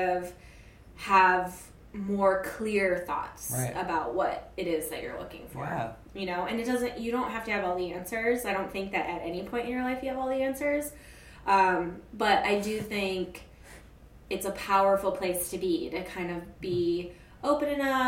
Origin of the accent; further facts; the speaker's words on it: Alaska, United States; also born or lived in Chicago; now in New York, United States; I'm from Alaska